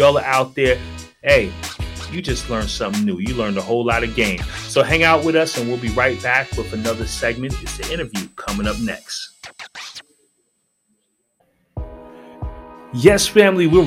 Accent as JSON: {"language": "English", "area": "Westchester", "region": "New York", "country": "United States", "said": "I'm from Westchester"}